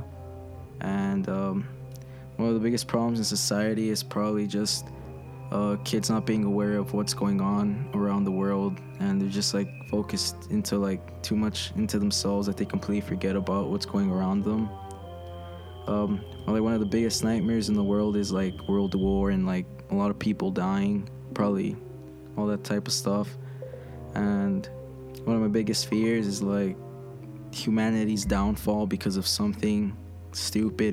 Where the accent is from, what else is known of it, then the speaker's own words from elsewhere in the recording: Chicago, Illinois, United States; I'm from Little Village.